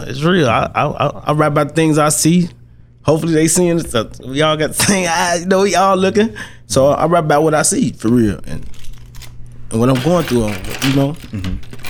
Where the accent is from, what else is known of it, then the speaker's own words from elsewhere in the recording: Monroe, United States; I'm from the hood. I'm from Monroe, man. I'm this block. Mm-hmm. And I did this for the people I grew up with.